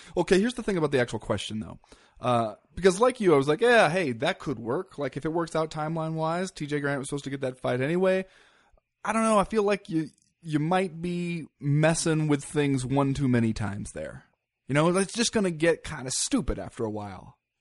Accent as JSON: {"language": "English", "country": "United States", "said": "as an American"}